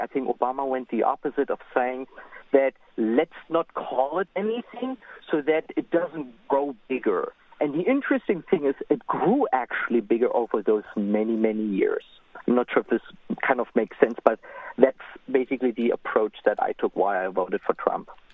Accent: Germany; also born or lived in Israel; now in United States; I'm from Germany, and my parents tell me about what's going on there

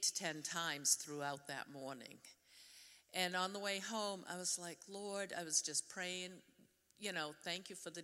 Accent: New Hampshire, United States; accent: Yankee; moved away as an adult; now in Denver, North Carolina, United States; the Yankee in me. I grew up in New Hampshire

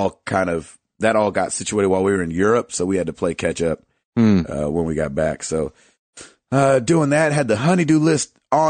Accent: Kalamazoo, Michigan, United States; I told you I was from Kalamazoo.

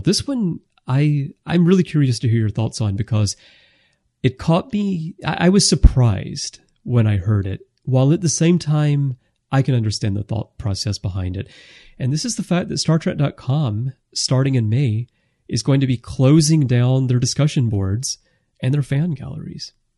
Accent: United States; moved away; I grew up in the States

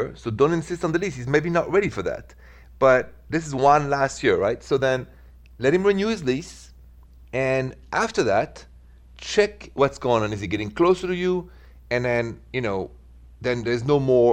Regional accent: France; accent: thick French; English is a second language; now in Midwest, United States; the accent is French

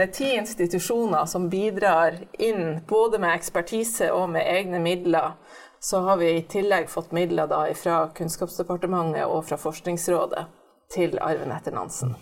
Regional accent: Bodø, Nordland, Norway; accent: Nordland dialect; moved away; Jeg vokste opp i Bodø

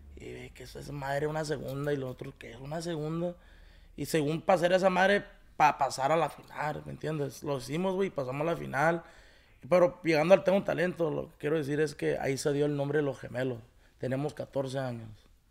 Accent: Paramount, California, United States; also born or lived in Los Angeles; yo nací aquí en Paramonte, aquí donde andamos grabando

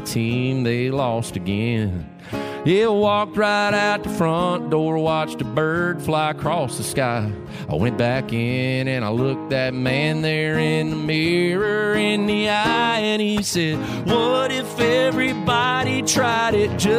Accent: Kingston Springs, Tennessee, United States; I'm getting ready to help my hometown here in Kingston Springs build a new splash pad for all the kids of Kingston Springs, Tennessee, and the surrounding areas.

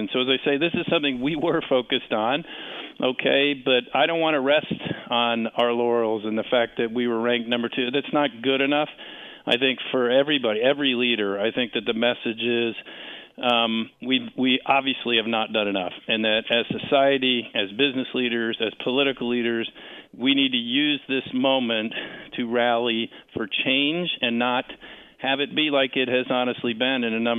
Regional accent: Washington, District of Columbia, United States; right here in my hometown of Washington

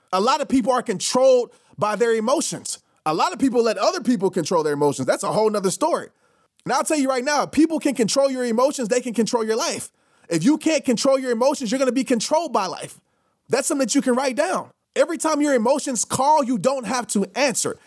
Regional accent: New Orleans, Louisiana, United States; when I used to travel when I was a kid from New Orleans to Little Rock to go visit my grandparents.

